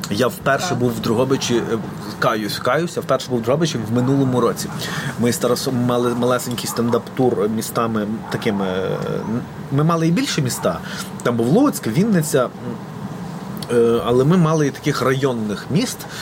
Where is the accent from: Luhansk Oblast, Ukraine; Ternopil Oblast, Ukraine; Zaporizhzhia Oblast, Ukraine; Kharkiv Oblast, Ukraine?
Ternopil Oblast, Ukraine; Berezhany; moved away as an adult; now in Lviv, Ukraine; в мене, окрім там дитячих спогадів, шкільних, в mm-hmm. мене ще і студентські спогади там